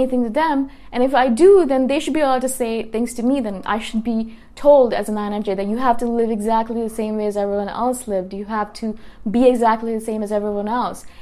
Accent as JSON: {"language": "English", "town": "Toronto", "region": "Ontario", "country": "Canada", "moved": "yes", "lives_now": "Thailand", "said": "I come from Toronto, and I'm living in Thailand right now"}